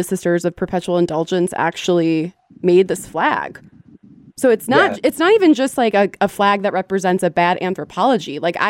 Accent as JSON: {"language": "English", "town": "Cleveland", "region": "Ohio", "country": "United States", "said": "I'm from Cleveland"}